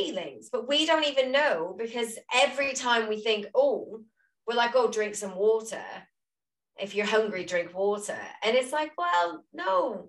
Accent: Louisiana, United States; I'm from Louisiana

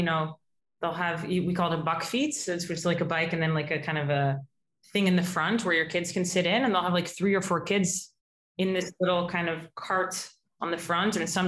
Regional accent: Amsterdam, North Holland, Netherlands; moved away as an adult; now in New York, United States; I'm originally from Amsterdam

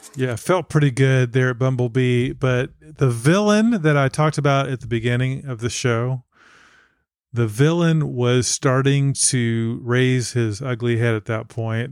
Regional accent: Texas, United States; I'm from Texas

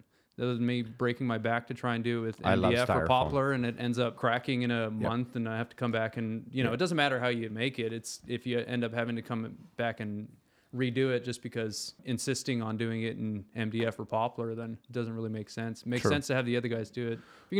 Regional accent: Japan; I grew up in Japan. Since I was a kid, they had those awesome toilets with the bidet, heated seats.

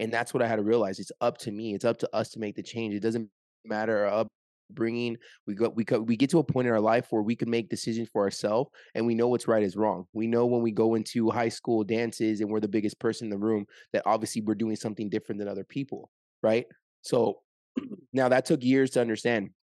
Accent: Orange County, California, United States; moved away as an adult; now in Las Vegas, United States; I'm from Orange County, California, currently live, uh, just moved to Las Vegas

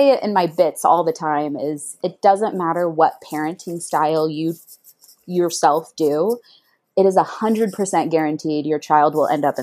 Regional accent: Missouri, United States; moved away as an adult; now in Southern California, United States; I grew up in Missouri in a small little town that only has like 400 people

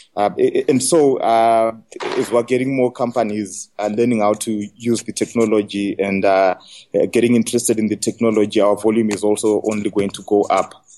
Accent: Zimbabwe; I'm from Africa and from Zimbabwe.

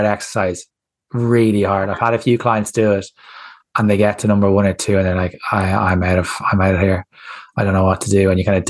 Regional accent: Ireland; As Irish people

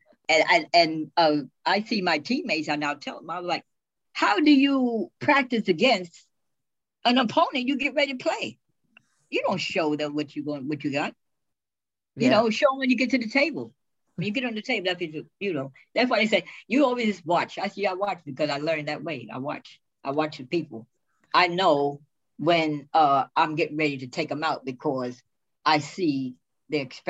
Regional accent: New York City, New York, United States; I was born in the Bronx.

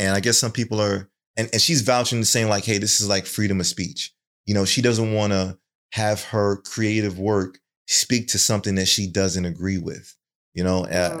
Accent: Jamaica; Is it won? Won. Won. I'm Jamaican.

